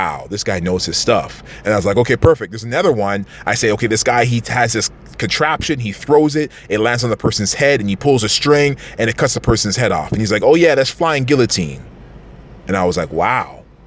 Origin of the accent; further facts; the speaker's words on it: Toronto, Ontario, Canada; we're from Toronto